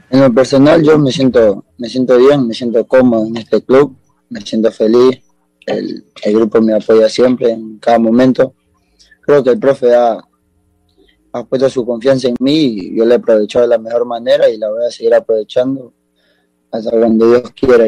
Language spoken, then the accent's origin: Spanish; Esmeraldas, Ecuador; born or raised there; also born or lived in Guayaquil, Ecuador; now in Córdoba, Argentina